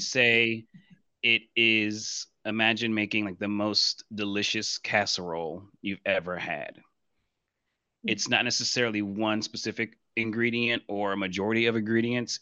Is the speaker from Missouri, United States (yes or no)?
yes; Blue Springs, Missouri, United States; moved away; I'm originally from Blue Springs, Missouri, in the Kansas City, Missouri area